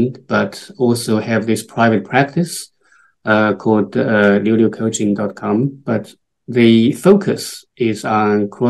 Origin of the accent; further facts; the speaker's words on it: China; moved away as an adult; also born or lived in Thailand; now in United Kingdom; I am from China originally. I moved to the UK about 22 years ago